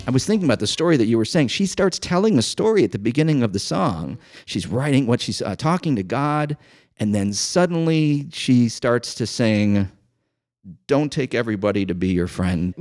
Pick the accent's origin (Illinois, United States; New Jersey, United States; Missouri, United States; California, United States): Illinois, United States; Chicago; growing up in Chicago